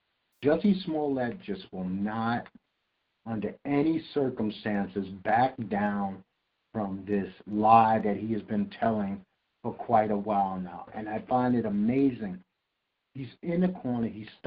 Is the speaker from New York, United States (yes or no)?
yes; New York City, New York, United States; I am proud New Yorker. I love Brooklyn, but growing up when I did in Brooklyn was rough and tumble, man.